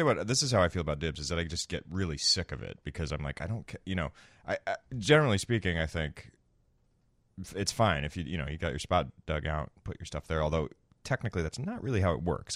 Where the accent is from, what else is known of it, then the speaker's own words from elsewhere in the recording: Florida, United States; now in Chicago, United States; I grew up in Florida